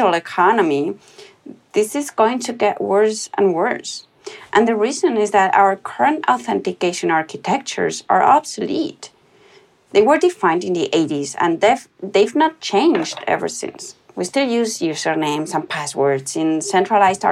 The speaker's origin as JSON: {"language": "English", "country": "Spain", "tie": "born or raised there", "said": "I was born in Spain, where I went to a German school, so I grew up in between two different cultures."}